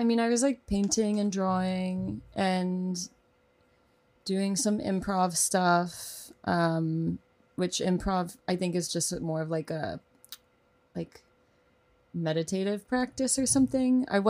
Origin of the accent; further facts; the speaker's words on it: Oklahoma, United States; born there; I was born in Oklahoma.